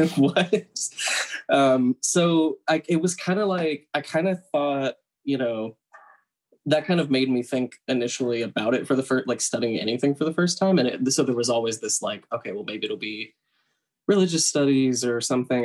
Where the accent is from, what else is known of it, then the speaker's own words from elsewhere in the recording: Tennessee, United States; moved away as an adult; also born or lived in Brooklyn, New York; now in New York, United States; I am originally from the South. I grew up in Tennessee